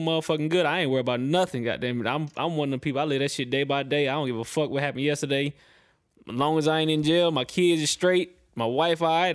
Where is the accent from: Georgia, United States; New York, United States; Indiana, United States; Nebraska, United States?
Georgia, United States; Atlanta; also born or lived in Pennsylvania / Richmond, Virginia; I'm born in Pennsylvania. I got a lot of love and a lot of family in Maryland, Delaware, Virginia. Well, exactly like Richmond, Virginia. That's that's my hometown. That's where I grew up a little bit. But um, I moved to East Atlanta when I was 11